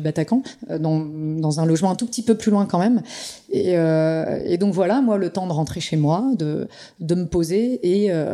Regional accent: Pays de la Loire, France; je suis du Saumurois

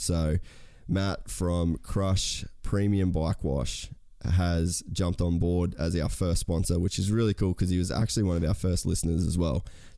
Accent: Australia; how being Aussie blokes, it's not something that you really talk about a lot.

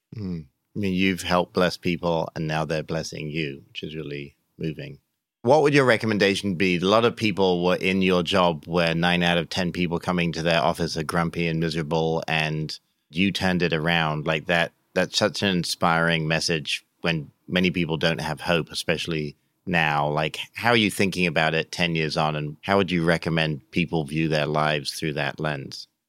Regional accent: England, United Kingdom; now in United States; I grew up in England

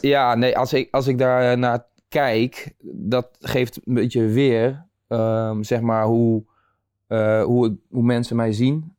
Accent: Nieuwegein, Utrecht, Netherlands; geboren en getogen in Nieuwegein

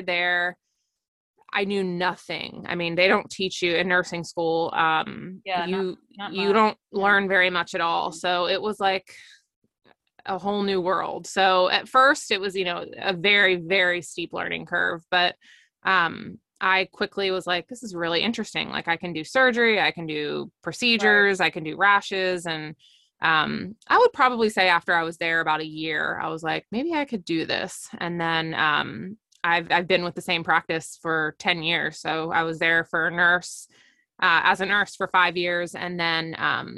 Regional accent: Delaware, United States; I am from Delaware and I went to school outside of Philly

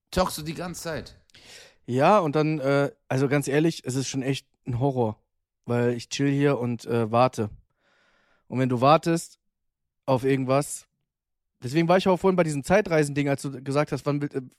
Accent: Hamburg, Germany; Also, auf jeden Fall war das eine Wiese äh, bei uns in Hamburg, in Bergedorf, in Lohbrügge, ja?

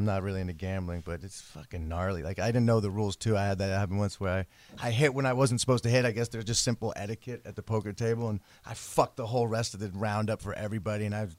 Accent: the Bay Area, California, United States; now in Los Angeles, United States; I'm from the Bay Area.

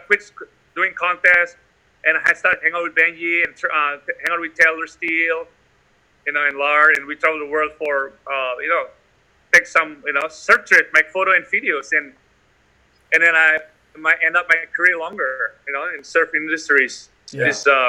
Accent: Bali, Indonesia; I grew up in Bali.

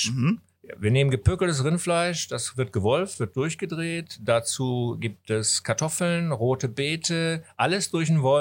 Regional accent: Hamburg, Germany; Nein, als Hamburger geht man natürlich auch an die Landungsbrücken

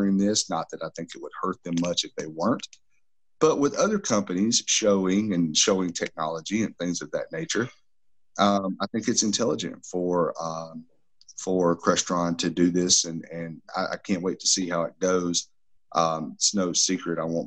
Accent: Southeastern U.S., United States; I'm from the Southeastern U.S.

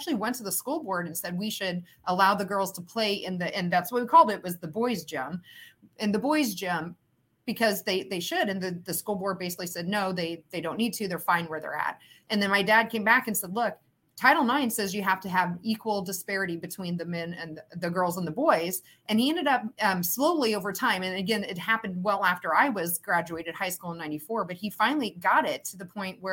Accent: Huntingburg, Indiana, United States; I grew up in Southern Indiana, in Huntingburg, Indiana, which is close to Jasper, way down in the southern toe, if you will, of Indiana

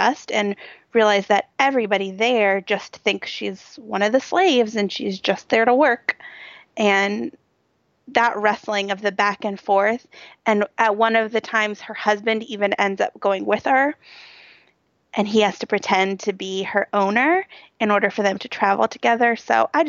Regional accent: Cincinnati, Ohio, United States; it was right in my hometown, and some of the streets that you talked about were running right by my office.

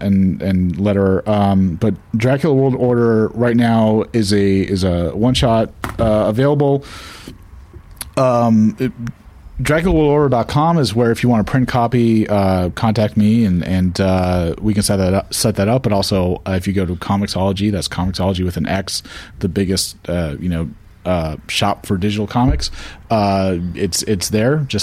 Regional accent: Moorpark, California, United States; I'm from Moore Park

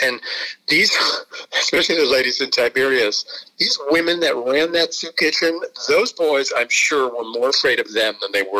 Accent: New York, United States; as a New Yorker

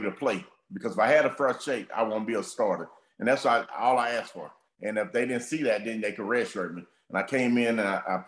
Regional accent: Texas, United States; I grew up in Texas

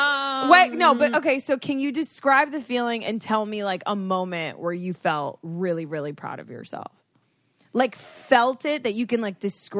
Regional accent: Florida, United States; growing up in Florida

